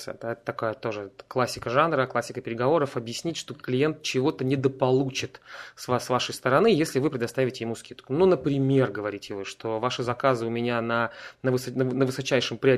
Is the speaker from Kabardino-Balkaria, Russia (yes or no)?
no; Saint Petersburg, Russia; я из Петербурга, и я принимаю одновременно солнечные ванны.